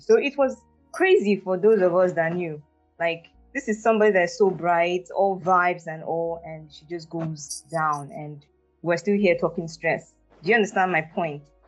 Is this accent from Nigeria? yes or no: yes; Nigeria; I'm fully Nigerian. Um, I'm from a State actually, and my mom is from Enugu State. So yes, proudly and fully Nigerian.